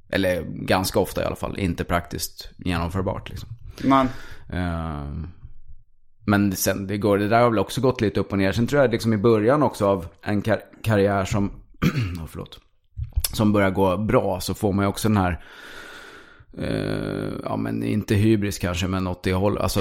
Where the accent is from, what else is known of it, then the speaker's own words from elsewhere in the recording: Stockholm, Stockholm County, Sweden; born there; Jag är född i Stockholm, sen har